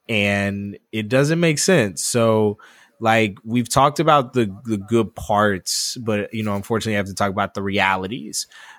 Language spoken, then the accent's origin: English; Hattiesburg, Mississippi, United States; And I am from Mississippi. I am originally from Hattiesburg, Mississippi.